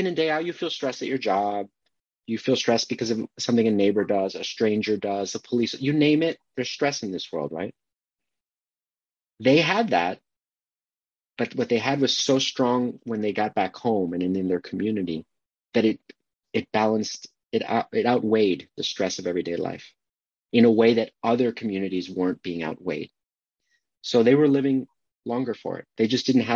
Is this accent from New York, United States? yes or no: yes; Long Island, New York, United States; my Long Island upbringing